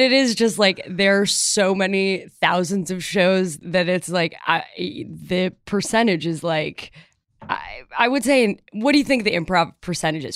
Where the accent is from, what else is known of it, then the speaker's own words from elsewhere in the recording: Chicago, Illinois, United States; moved away as an adult; also born or lived in Evanston, Illinois; I grew up in Chicago